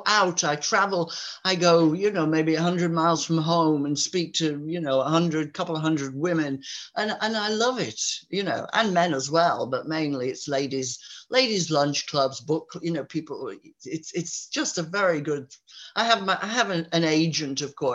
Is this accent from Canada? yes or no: no; Yorkshire Dales, Yorkshire and the Humber, United Kingdom; my village here, I was born here, and my father and my grandfather were born in this village in the Yorkshire Dales